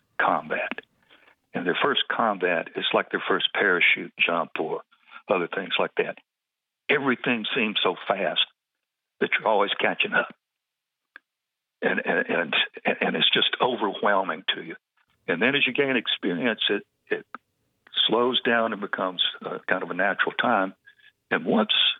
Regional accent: Georgia, United States; From Georgia.

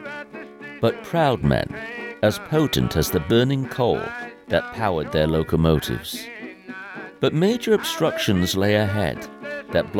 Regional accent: United Kingdom; now in United States; I am certainly British by birth, but I am also American by choice

